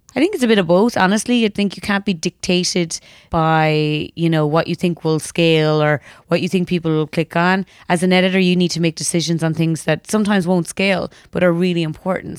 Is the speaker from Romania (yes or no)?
no; Ireland; I grew up in Ireland in the nineties